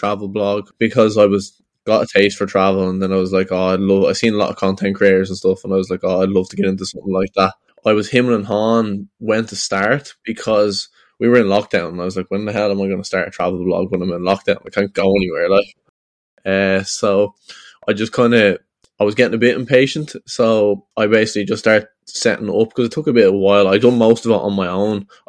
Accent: Ireland; also born or lived in Florida; I'm from Ireland

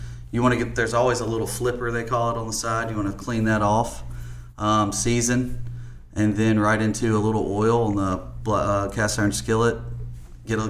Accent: the South, United States; we're in the South, and I was born and raised here

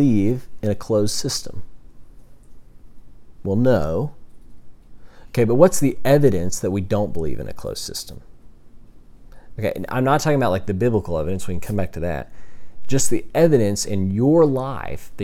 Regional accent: Texas, United States; I grew up in Texas, and the reason I grew up in, or I went to ACU because I was in Texas, and I grew up in Texas because my dad had a job there

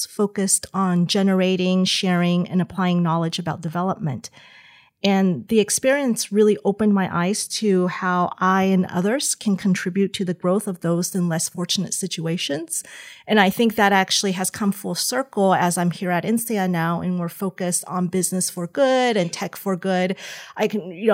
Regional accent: Southern California, United States; moved away as an adult; also born or lived in Taiwan / upstate New York; now in Fontainebleau, France; I was born in Taiwan, but my family moved to the U.S. when I was quite young, when I was in kindergarten. And so I grew up mostly in Southern California

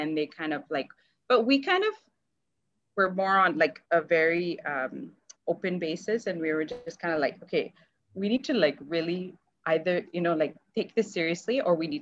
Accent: Calgary, Alberta, Canada; born or raised there; moved away as an adult; also born or lived in India

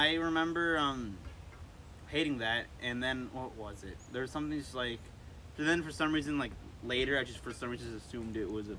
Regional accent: Irvington, New York, United States; born or raised there

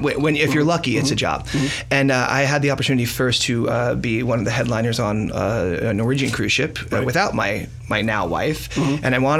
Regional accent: New York, United States; A normal New Yorker. You know what? I have been willed out of my accent. I've traveled the world a lot

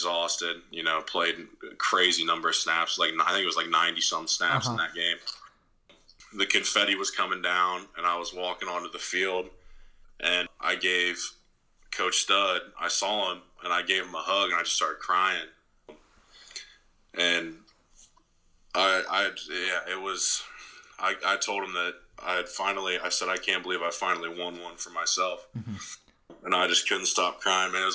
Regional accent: Ohio, United States; I'm from Ohio

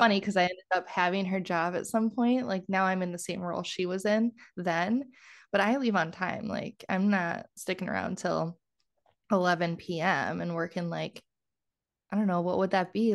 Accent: Kenosha County, Southeast Wisconsin, United States; moved away as an adult; now in Minnesota, United States; I'm from Wisconsin originally. So, I'm from Southeast Wisconsin, like, Kenosha, I always have to qualify it. I always say, like, the county, not the city

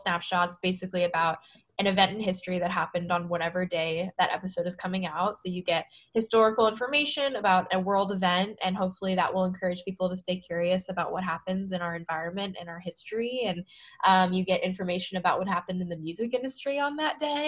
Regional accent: Bay Area, California, United States; moved away as an adult; also born or lived in San Francisco; now in Brooklyn, United States; growing up in the Bay Area

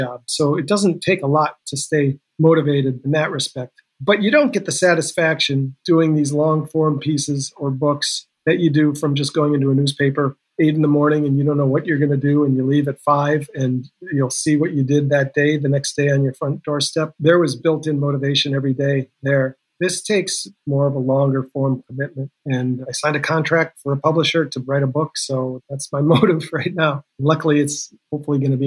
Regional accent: Green Bay, Wisconsin, United States; moved away as an adult; also born or lived in Sun Valley, Idaho / Idaho Falls, Idaho / Salt Lake City, Utah / Milwaukee, Wisconsin; When I came back to my home state, I grew up in Green Bay.

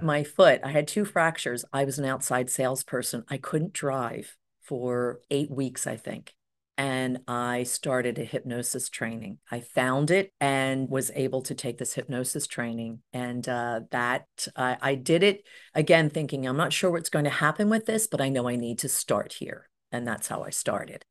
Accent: Cherry Hill, New Jersey, United States; I grew up in Cherry Hill, New Jersey

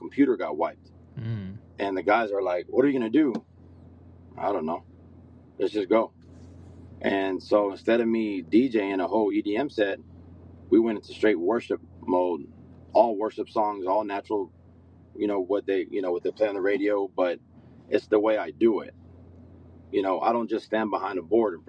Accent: San Angelo, Texas, United States; now in Dallas, United States; I'm originally from West Texas, San Angelo

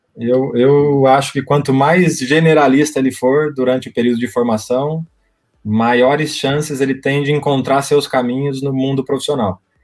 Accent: Brazil; moved away as an adult; also born or lived in France; a gente é, brasileiro

